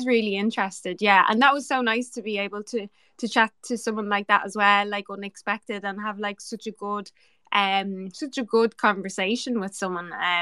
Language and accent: English; Ireland; I'm the Irish girl here